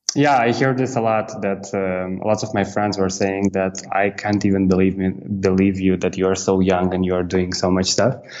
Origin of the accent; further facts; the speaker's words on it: Moldova; moved away as an adult; I'm from Republic of Moldova. This is Eastern Europe